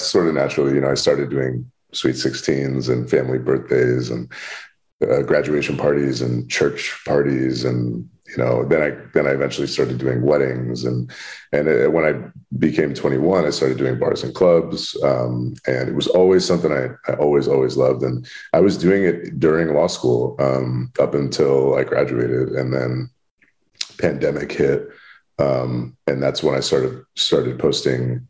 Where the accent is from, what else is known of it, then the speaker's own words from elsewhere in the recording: Bay Area, California, United States; moved away as an adult; now in Los Angeles, United States; being born and raised in the Bay